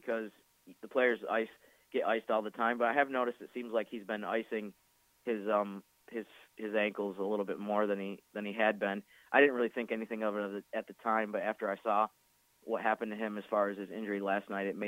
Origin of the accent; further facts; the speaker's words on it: the North, United States; moved away; growing up in the North